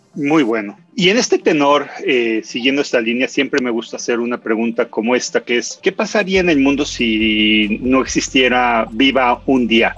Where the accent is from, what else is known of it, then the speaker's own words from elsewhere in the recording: Mexico; como mexicano